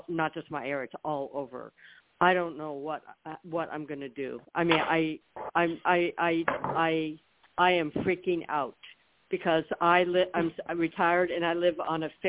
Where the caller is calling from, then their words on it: Florida, United States; I'm calling from Florida.